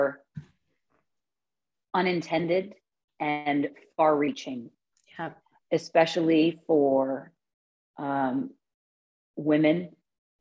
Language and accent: English; Canada; we're Canadian